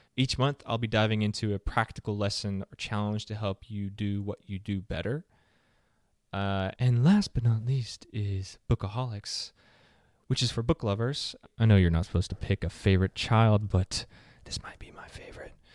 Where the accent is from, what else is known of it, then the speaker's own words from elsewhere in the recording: the South, United States; I'm from the South